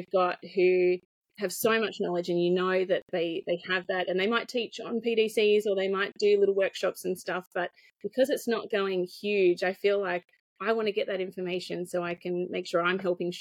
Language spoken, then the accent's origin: English; Hunter Valley, New South Wales, Australia; I'm from the Hunter Valley